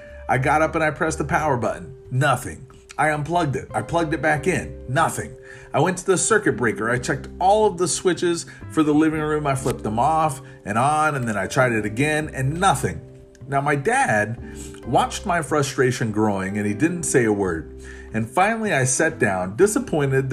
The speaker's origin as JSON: {"language": "English", "region": "Florida", "country": "United States", "tie": "born or raised there", "said": "I grew up in Florida"}